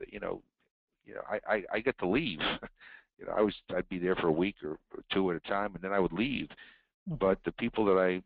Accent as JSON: {"language": "English", "country": "United States", "said": "as an American"}